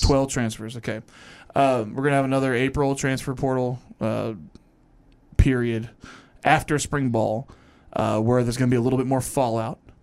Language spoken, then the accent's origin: English; Louisville, Kentucky, United States; my hometown